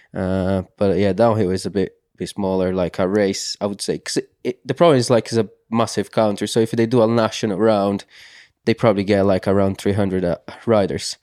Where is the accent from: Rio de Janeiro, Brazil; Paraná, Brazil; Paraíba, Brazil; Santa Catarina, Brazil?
Santa Catarina, Brazil; English is a second language; now in United Kingdom; growing up in Brazil